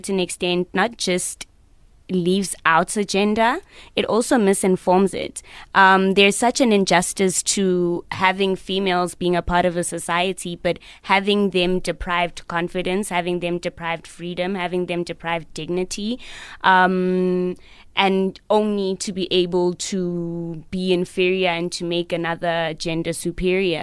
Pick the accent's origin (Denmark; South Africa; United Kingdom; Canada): South Africa; as a South African girl